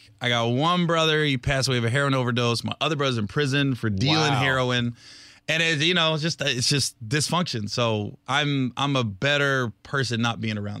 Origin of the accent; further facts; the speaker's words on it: Ohio, United States; I'm from Ohio, I grew up in a trailer park